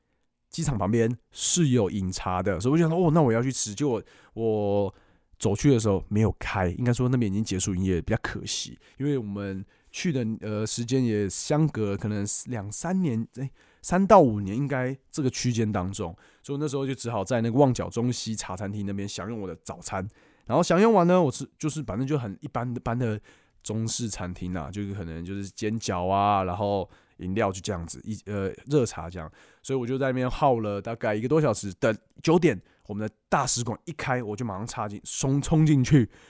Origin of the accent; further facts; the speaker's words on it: Taiwan; 我是来自台湾